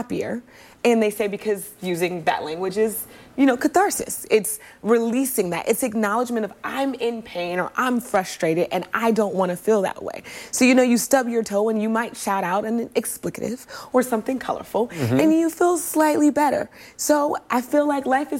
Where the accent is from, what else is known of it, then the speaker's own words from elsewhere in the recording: Oakland, California, United States; I'm from Oakland, California